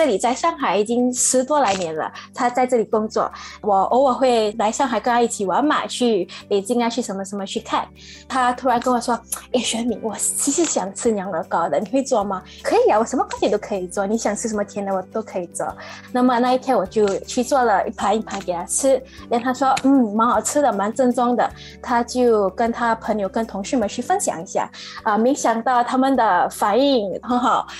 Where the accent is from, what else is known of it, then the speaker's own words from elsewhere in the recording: Singapore; moved away as an adult; now in Shanghai, China; 我是从新加坡过来的，我现在在上海创业